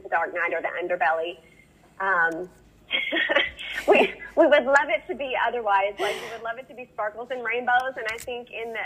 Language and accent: English; the Bible Belt, United States; I grew up in the Bible Belt